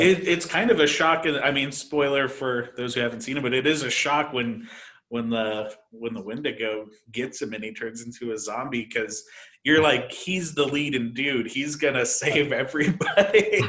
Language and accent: English; Denver, Colorado, United States; I'm from Denver, Colorado